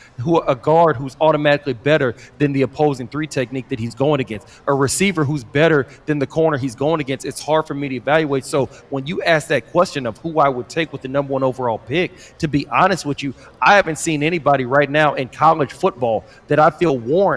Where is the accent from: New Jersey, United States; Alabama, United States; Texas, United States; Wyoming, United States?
Texas, United States; Austin; I'm from Austin, Texas